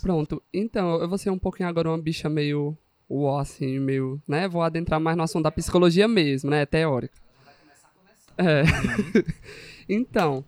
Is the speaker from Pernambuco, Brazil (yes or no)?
yes; Pernambuco, Brazil; now in Paraíba, Brazil; eu sou de Pernambuco, mulher. Eu sou do interior, vim da roça, entendeu?